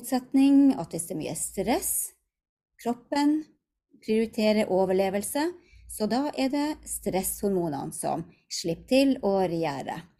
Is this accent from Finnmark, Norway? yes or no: yes; Hammerfest, Finnmark, Norway; moved away; also born or lived in Tromsø; hjemme i Hammerfest, bodde i Tromsø